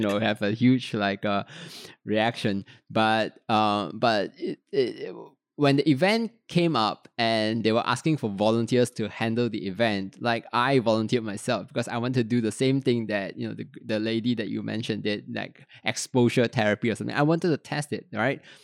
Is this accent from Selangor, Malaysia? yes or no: yes; Petaling Jaya, Selangor, Malaysia; also born or lived in Kuala Lumpur; I was born in Kuala Lumpur, grew up in Petaling Jaya